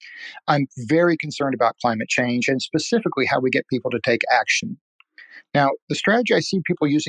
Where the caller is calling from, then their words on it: San Diego, California, United States; I'm calling from San Diego.